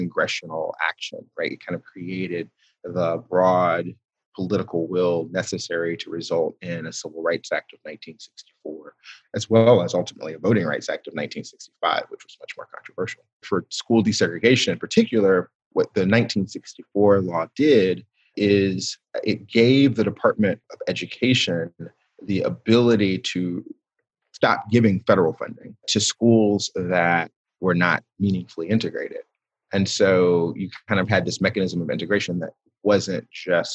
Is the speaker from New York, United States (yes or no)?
no; Athens, Georgia, United States; where I grew up in Athens, Georgia